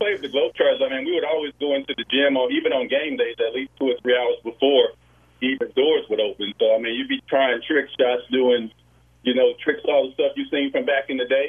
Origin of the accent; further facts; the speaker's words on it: Brinkley, Arkansas, United States; But I'm from Brinkley, small town right between Little Rock and Memphis.